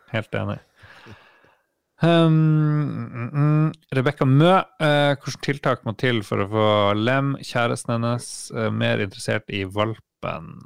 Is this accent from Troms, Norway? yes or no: yes; Harstad, Troms, Norway; moved away; jeg var hjemme i Harstad og jobba